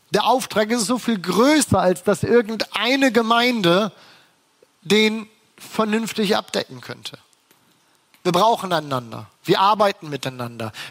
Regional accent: Bremen, Germany; Ich bin Bremer, ich bin aufgewachsen in Bremen

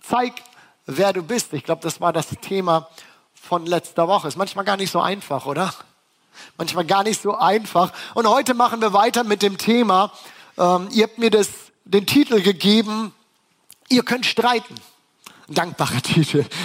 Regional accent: Bremen, Germany; Ich bin Bremer, ich bin aufgewachsen in Bremen

